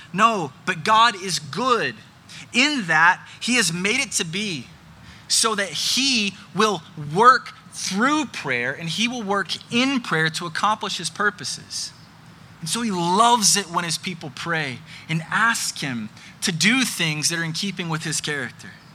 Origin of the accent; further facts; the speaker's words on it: Birmingham, Alabama, United States; my hometown of Birmingham, Alabama